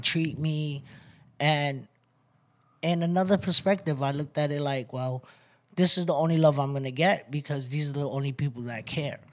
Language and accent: English; New York City, New York, United States; moved away as an adult; also born or lived in Bronx; I'm from Brooklyn, New York, Waynesburg, originally. Um, I moved out here about five years ago